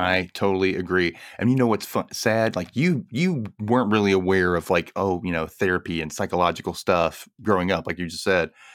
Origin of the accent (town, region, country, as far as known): United States